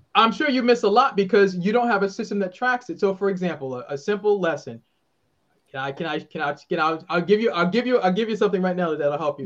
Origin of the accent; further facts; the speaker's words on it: Boston, Massachusetts, United States; moved away as an adult; now in Maryland, United States; I'm originally from Boston, live in the great state of Maryland